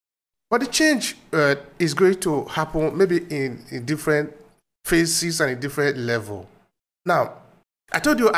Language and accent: English; Uromi, Edo, Nigeria; moved away; also born or lived in Europe; I'm from Uromi.